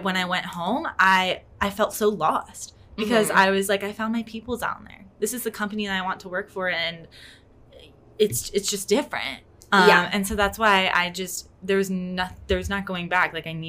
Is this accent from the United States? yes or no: yes; Ohio, United States; moved away as an adult; now in Orlando, United States; like me, we're coming in from Ohio